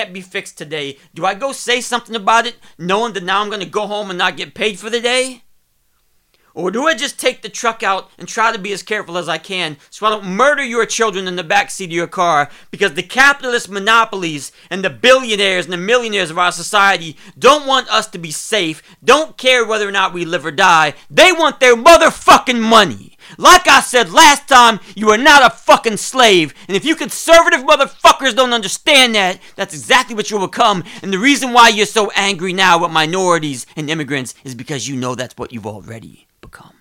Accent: Ohio, United States; I'm from Ohio

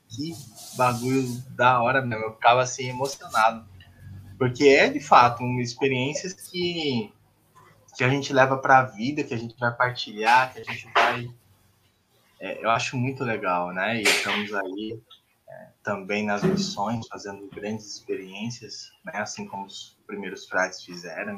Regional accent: São Paulo, Brazil; moved away; eu sou paulistano, eu saí, depois morei no interior de São Paulo, em Mineira

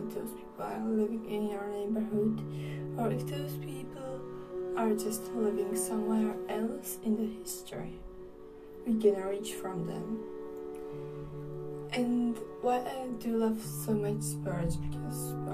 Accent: Czechia; I am from the Czech Republic

